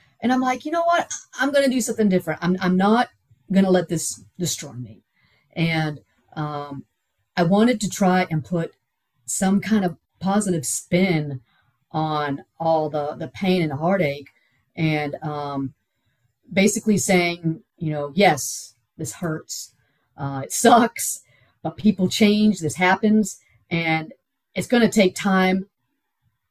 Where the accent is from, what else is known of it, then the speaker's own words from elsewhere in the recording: Houston, Texas, United States; also born or lived in Pittsburgh, Pennsylvania; I'm from Houston. I'm not used to the cold weather.